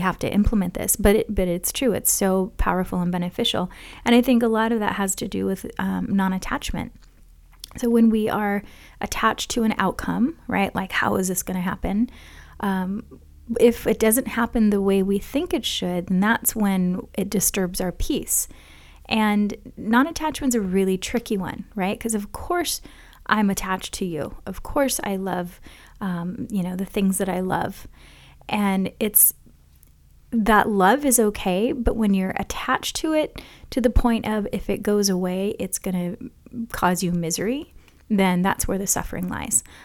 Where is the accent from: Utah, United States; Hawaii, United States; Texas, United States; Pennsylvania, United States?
Hawaii, United States; growing up in Hawaii.